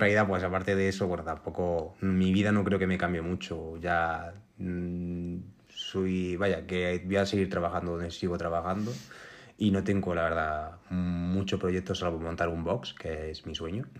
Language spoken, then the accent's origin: Spanish; Linares, Andalusia, Spain; now in Granada, Spain; yo no soy de Granada, soy una, nací en Linares, que es una ciudad eh, capital de Jaén